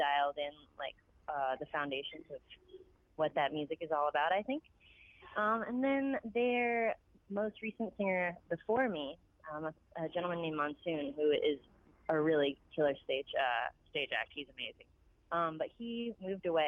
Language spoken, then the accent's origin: English; Delray Beach, Florida, United States; I was born and raised in Delray Beach, Florida